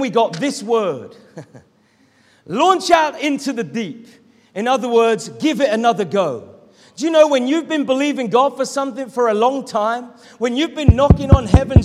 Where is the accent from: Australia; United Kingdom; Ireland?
United Kingdom; Norwich, East of England; moved away as an adult; now in East Sussex, United Kingdom; to move back to my hometown of Norwich, where I could be near to my family